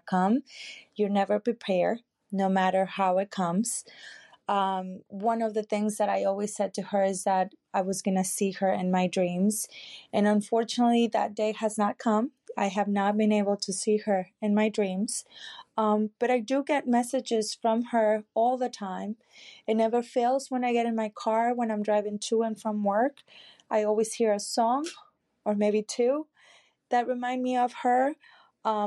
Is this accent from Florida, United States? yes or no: yes; Florida, United States; I am from Florida.